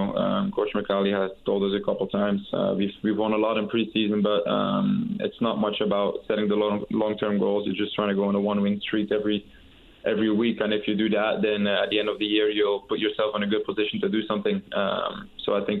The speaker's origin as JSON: {"language": "English", "country": "Belgium", "tie": "born or raised there", "also_born_or_lived": "Morocco", "moved": "as an adult", "lives_now": "United States", "said": "I got to see my mom's side of the family where I grew up as well in Belgium"}